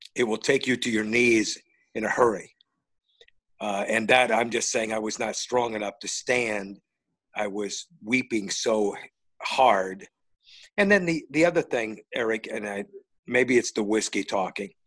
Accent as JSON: {"language": "English", "region": "Northern Indiana", "country": "United States", "tie": "born or raised there", "moved": "yes", "said": "I'm a Notre Dame guy because I grew up in Northern Indiana"}